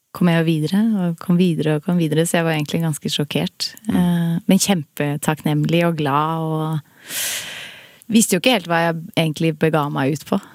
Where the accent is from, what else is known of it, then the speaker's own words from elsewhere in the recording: Son, Akershus, Norway; i Son. Det er jo der jeg er fra